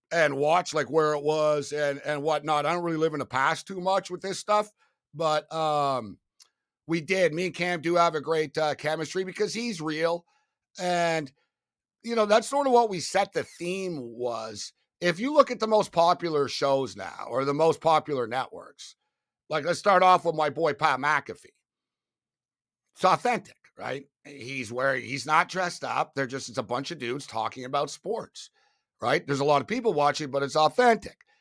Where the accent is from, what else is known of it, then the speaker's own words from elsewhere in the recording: Montreal, Quebec, Canada; I was from Montreal. So, being from Montreal is like playing, like, high school football in Florida